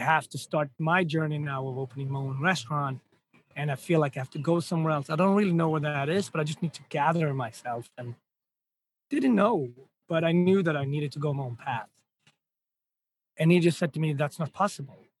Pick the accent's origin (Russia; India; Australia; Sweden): Sweden; Gothenburg, Västra Götaland; moved away as an adult; now in New York City, United States; when you're a kid growing up in Sweden